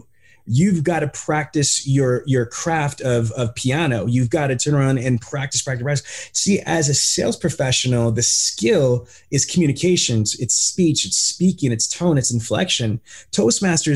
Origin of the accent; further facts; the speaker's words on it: New York City, New York, United States; moved away; also born or lived in New Jersey; I'm from Queens and Brooklyn